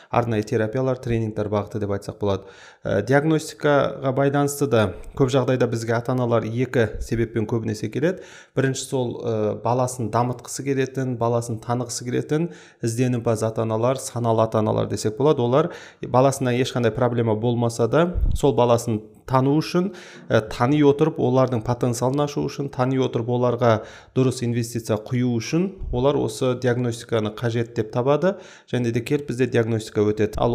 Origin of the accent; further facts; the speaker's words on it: Almaty, Kazakhstan; осы алматы қаласының тумасымын жалпы үш баланың әкесімін бір қызым екі ұлым бар